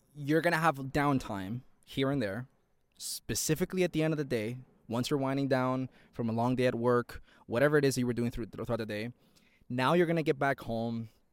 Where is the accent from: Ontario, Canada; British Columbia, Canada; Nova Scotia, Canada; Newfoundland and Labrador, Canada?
Ontario, Canada; Toronto; I'm from Toronto, Ontario, Canada